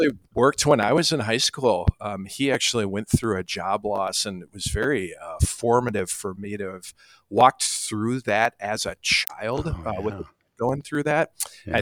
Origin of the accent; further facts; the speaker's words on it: Albert Lea, Minnesota, United States; moved away as an adult; now in Rock Valley, United States; spent all of my formative years in Albert Lea. So that's definitely where I'm from